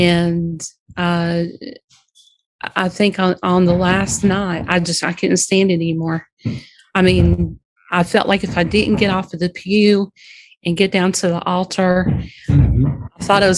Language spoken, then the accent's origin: English; Alexander, North Carolina, United States; I'm calling you from Alexander, North Carolina.